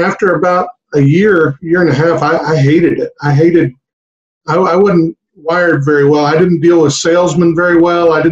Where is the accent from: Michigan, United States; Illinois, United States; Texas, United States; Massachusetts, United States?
Texas, United States; Harlingen; I grew up down in the valley, in Harlingen